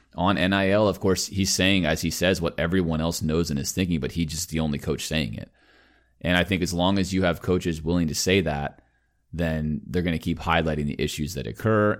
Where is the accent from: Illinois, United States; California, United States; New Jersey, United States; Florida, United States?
Florida, United States; Miami; growing up in Miami, where I was a Dolphins fan